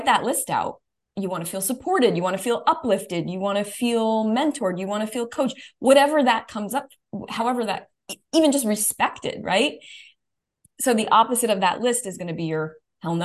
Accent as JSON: {"language": "English", "region": "New York", "country": "United States", "said": "being a New Yorker"}